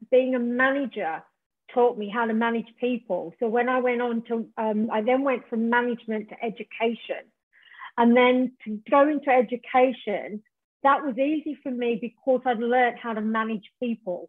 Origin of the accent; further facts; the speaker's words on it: Tasmania, Australia; moved away as an adult; now in England, United Kingdom; originally I'm from Tasmania, Australia, and I came to England in the late 80s